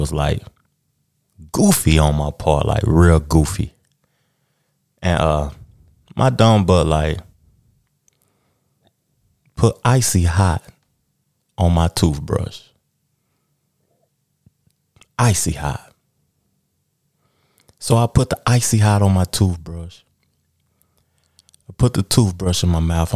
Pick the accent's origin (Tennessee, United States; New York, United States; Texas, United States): Tennessee, United States; Knoxville; I'm from Knoxville, Tennessee.